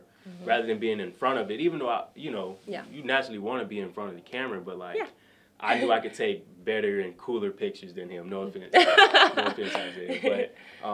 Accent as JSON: {"language": "English", "town": "Atlanta", "region": "Georgia", "country": "United States", "said": "I'm from Atlanta"}